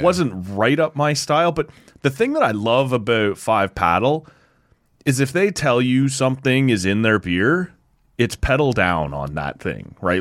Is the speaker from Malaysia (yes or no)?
no; Oshawa, Ontario, Canada; moved away; I grew up in Oshawa, right?